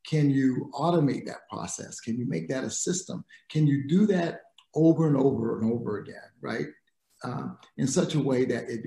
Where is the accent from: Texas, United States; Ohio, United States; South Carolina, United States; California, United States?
South Carolina, United States; moved away; also born or lived in Dominican Republic; I grew up in South Carolina